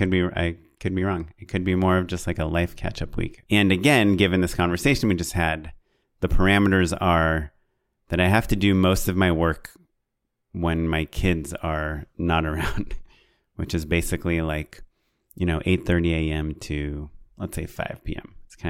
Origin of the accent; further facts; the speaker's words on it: Orange County, California, United States; I'm from Orange County